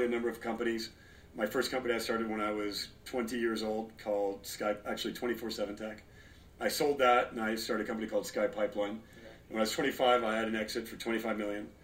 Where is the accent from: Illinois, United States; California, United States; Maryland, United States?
California, United States; Los Angeles; born or raised there; also born or lived in Torrance, California / Detroit, Michigan